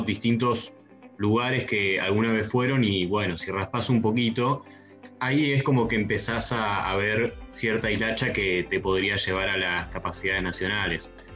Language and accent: Spanish; San Carlos de Bariloche, Río Negro, Argentina; now in Buenos Aires, Argentina; Soy de Bariloche y es la ciudad donde se produjeron los satélites